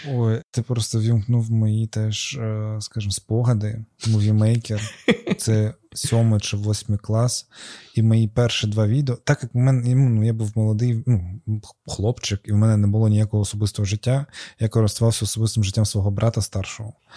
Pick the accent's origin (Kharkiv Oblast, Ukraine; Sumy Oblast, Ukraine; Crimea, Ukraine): Crimea, Ukraine; я з Криму